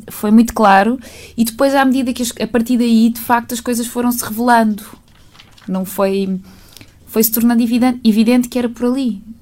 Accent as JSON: {"language": "Portuguese", "town": "Azambuja", "region": "Lisbon", "country": "Portugal", "tie": "born or raised there", "also_born_or_lived": "Vila Franca de Xira / Aveiras de Cima"}